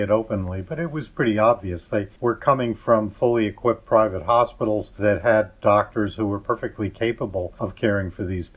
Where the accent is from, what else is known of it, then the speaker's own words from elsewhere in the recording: New York, United States; I grew up in New York